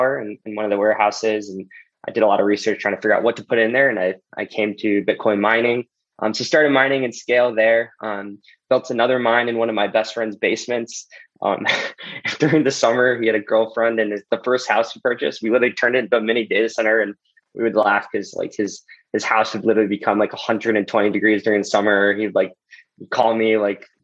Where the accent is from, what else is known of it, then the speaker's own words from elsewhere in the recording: St. Louis, Missouri, United States; moved away as an adult; also born or lived in Los Angeles, California / Bloomington, Indiana; So I grew up in St. Louis, was born in Los Angeles, actually.